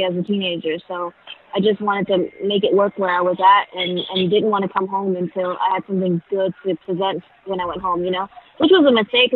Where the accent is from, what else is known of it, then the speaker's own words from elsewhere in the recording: Houston, Texas, United States; also born or lived in Vietnam / Oakland, California / San Jose, California; I spent most of my life in Texas. Houston, Texas